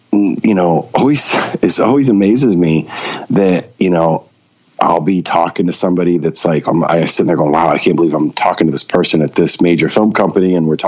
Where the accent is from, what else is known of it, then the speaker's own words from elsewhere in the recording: Maine, United States; Yeah, I was. I was born and raised in Maine.